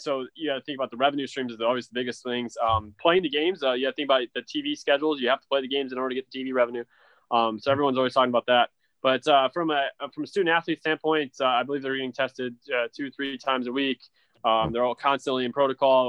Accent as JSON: {"language": "English", "town": "Elkhart", "region": "Indiana", "country": "United States", "tie": "born or raised there", "moved": "yes", "lives_now": "Missouri, United States", "said": "I'm originally a Northern Indiana native"}